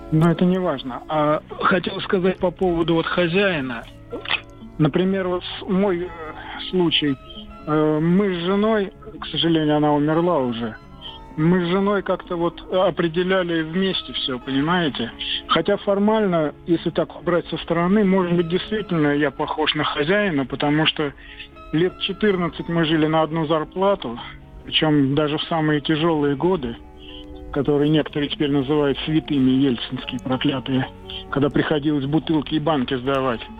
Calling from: Moscow, Russia; Да, я из Москвы.

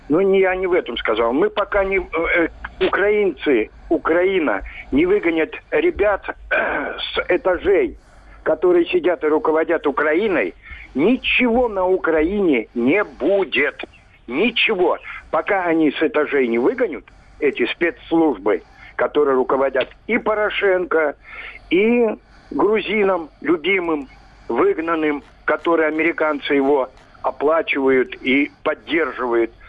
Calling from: Moscow, Russia; Я Москва, Москва, Москва.

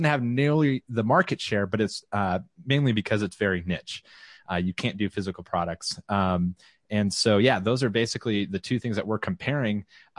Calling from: Round Rock, Texas, United States; I'm broadcasting from the Austin, Texas area, and Leslie always gets mad, more specifically Round Rock.

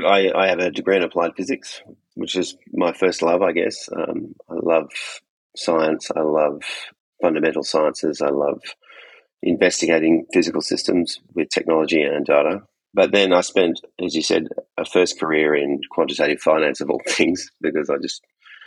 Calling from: Perth, Western Australia, Australia; I'm coming from Perth in Western Australia. It's about as far away from you guys as I could possibly be.

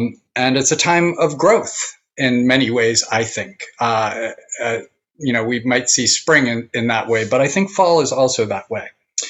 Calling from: New Paltz, New York, United States; And I'm joining you from New Paltz, New York, tonight.

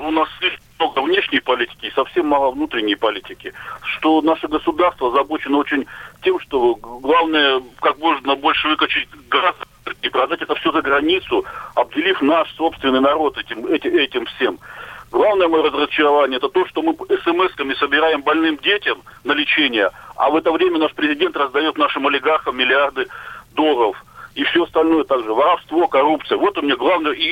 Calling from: Novosibirsk, Novosibirsk Oblast, Russia; я из Новосибирска звоню.

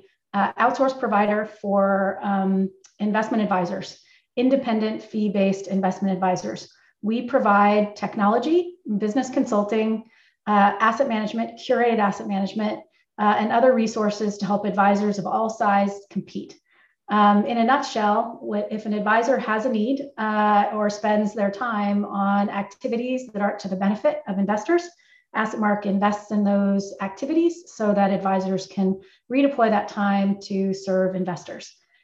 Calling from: Northern California, United States; also born or lived in Montclair, New Jersey; I am calling in from Northern California. AssetMark's headquartered in Concord, California, and I live about 20 minutes away.

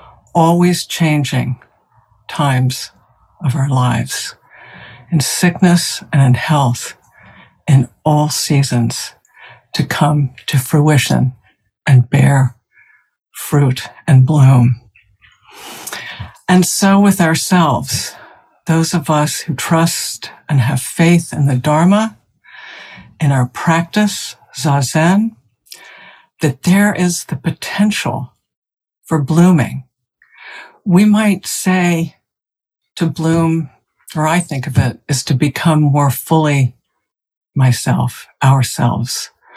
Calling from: South Burlington, Vermont, United States; I'm speaking from South Burlington, Vermont. It's cloudy here.

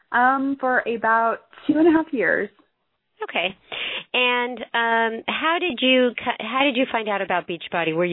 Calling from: Springfield, Missouri, United States; I am in Springfield, Missouri.

